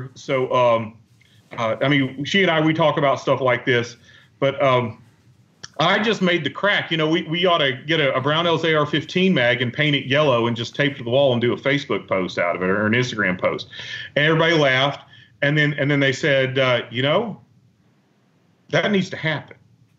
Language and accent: English; Arkansas, United States; I'm from Arkansas, man.